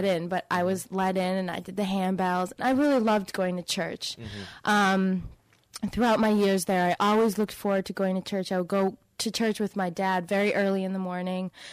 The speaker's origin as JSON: {"language": "English", "town": "Wilbraham", "region": "Massachusetts", "country": "United States", "tie": "born or raised there", "also_born_or_lived": "Seattle, Washington / Amherst, Massachusetts", "said": "I was born in Seattle, Washington, and I moved to Wilbraham, Massachusetts, which is about half an hour south, when I was three. So I grew up there"}